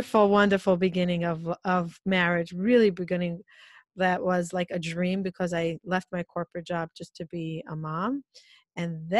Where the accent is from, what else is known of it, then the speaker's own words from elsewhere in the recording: Israel; moved away as an adult; now in New York, United States; I live in New York. I'm 43 years old. I grew up in Israel